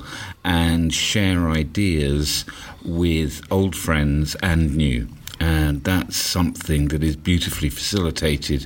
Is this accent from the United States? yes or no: no; London, United Kingdom; I'm from London, England